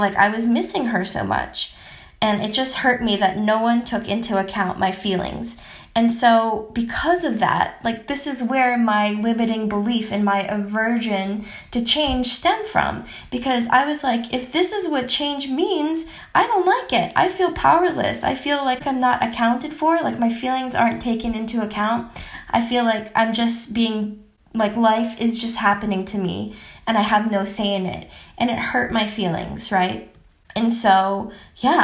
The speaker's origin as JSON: {"language": "English", "country": "United States", "tie": "born or raised there", "also_born_or_lived": "Philippines", "said": "when I was 2 years old, after my mom got all the paperwork done, because she's a boss lady, we moved from the Philippines to America."}